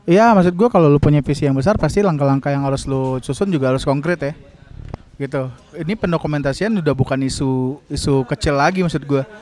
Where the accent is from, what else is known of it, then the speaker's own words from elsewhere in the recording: Painan, West Sumatra, Indonesia; now in Bandung, Indonesia; gue gue asal gue dari Painan Sumatera Barat uh. cuma ketika gue di kota ini ya sulit lah nggak jatuh cinta sama Bandung gitu ya